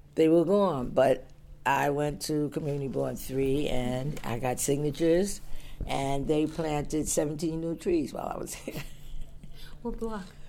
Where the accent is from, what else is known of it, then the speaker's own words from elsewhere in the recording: New York City, New York, United States; also born or lived in Long Island / Flatbush; I was raised in Bed-Stuy